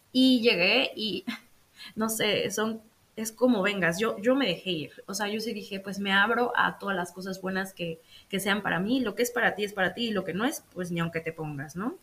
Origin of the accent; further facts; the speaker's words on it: Mexico; moved away as an adult; now in Netherlands; me puedo quedar en mi país, en mi hermoso país, México